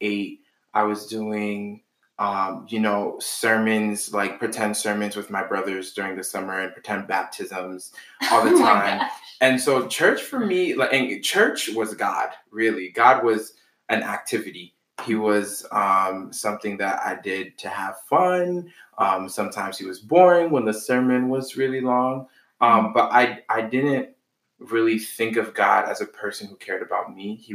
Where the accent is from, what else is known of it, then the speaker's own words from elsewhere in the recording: Boston, Massachusetts, United States; I am from Boston. My family's originally from Haiti